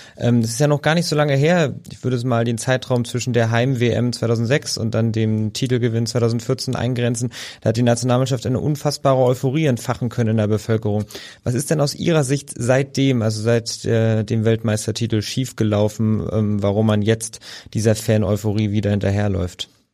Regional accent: Berlin, Germany; ich als gebürtiger Berliner

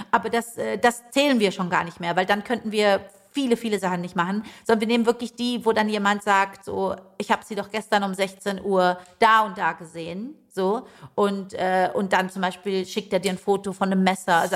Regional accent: Leipzig, Saxony, Germany; born or raised there

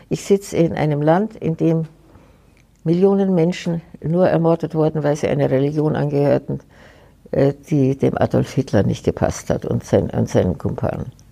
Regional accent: Germany; Aber trotzdem kann ich Ihnen sagen, bin ich eine stolze Deutsche

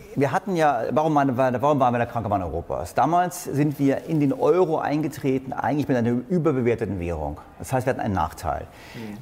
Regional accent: Berlin, Germany; ich komme aus Berlin

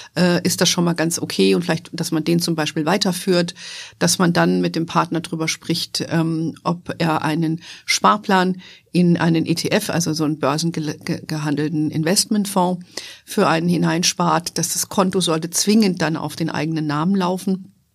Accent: Hesse, Germany; moved away as an adult; also born or lived in United States / Frankfurt; mit dem Unternehmen zurück nach Deutschland zu gehen, nach Hessen in meine alte Heimat

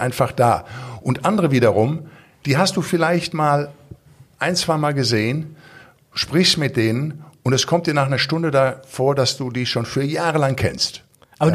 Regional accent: Recklinghausen, North Rhine-Westphalia, Germany; accent: Ruhrpott-Slang; moved away; ich komme aus dem Ruhrpott, ich bin in Recklinghausen Süd groß geworden

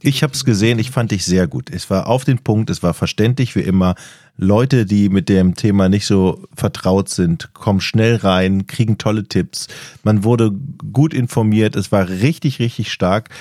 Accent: Düsseldorf area, North Rhine-Westphalia, Germany; also born or lived in northern Germany; ich komme aus dem Düsseldorfer Raum

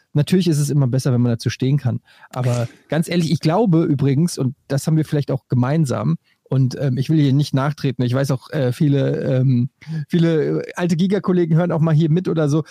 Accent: Frankfurt, Hesse, Germany; Bei uns in Frankfurt

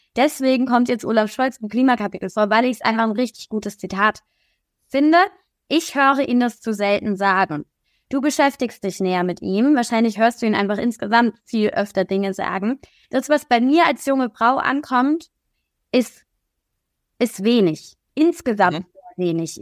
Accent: Kaiserslautern, Rhineland-Palatinate, Germany; moved away; also born or lived in Berlin; in meiner Heimatstadt Kaiserslautern

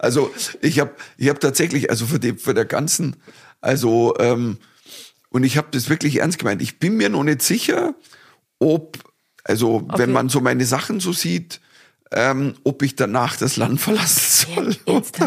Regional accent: Dorfen, Bavaria, Germany; bei mir daheim gespielt, in Dorfen, in meiner Heimatstadt

